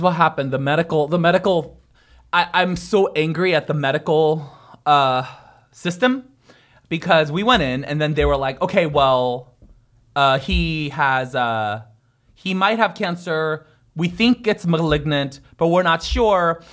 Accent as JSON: {"language": "English", "town": "San Francisco", "region": "California", "country": "United States", "tie": "born or raised there", "also_born_or_lived": "Korea", "said": "San Francisco"}